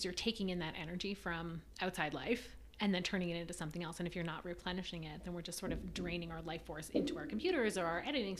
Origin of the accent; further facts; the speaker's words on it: outside of Toronto, Ontario, Canada; moved away as an adult; also born or lived in Vancouver, Canada / New York City, United States; now in Denver, United States; So I moved to America in 2012, and I grew up outside of Toronto, but I moved to Vancouver for university and then stayed there for a few years after that.